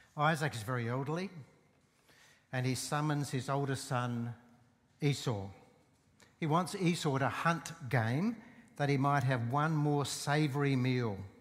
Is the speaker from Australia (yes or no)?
yes; Port Augusta, South Australia, Australia; I grew up in Port Augusta